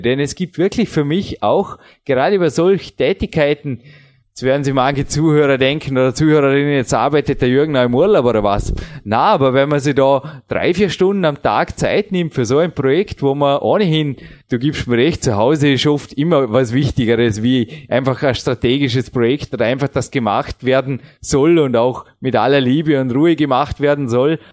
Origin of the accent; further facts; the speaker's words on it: Austria; bei uns in Österreich